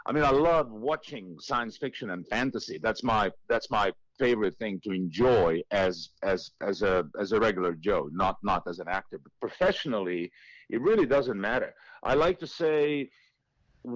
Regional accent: Šibenik, Šibenik-Knin County, Croatia; moved away; my hometown of Šibenik, which is down on the coast

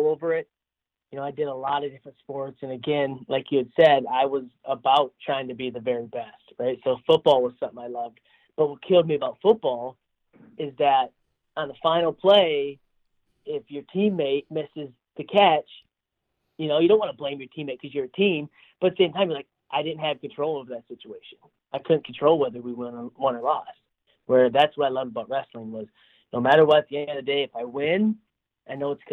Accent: Davison, Michigan, United States; also born or lived in Goodrich, Michigan; now in Iowa, United States; I was born in Davidson, born and raised there

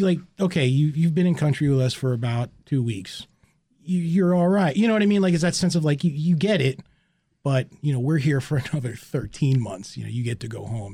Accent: United States; as an American citizen

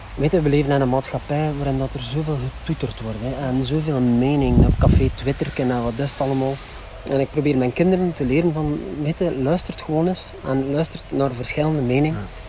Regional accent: Flanders, Belgium; We zijn Vlamingen. Ja. Vlamingen zijn moeilijke babbelers

